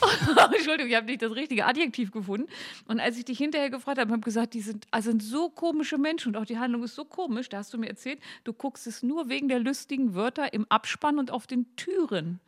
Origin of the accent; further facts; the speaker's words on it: Gittelde, Lower Saxony, Germany; Gittle, der Harzteil, wo ich herkomme